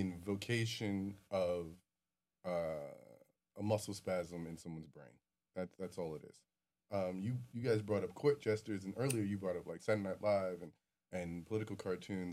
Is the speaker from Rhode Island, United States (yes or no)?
no; New York, United States; as a New Yorker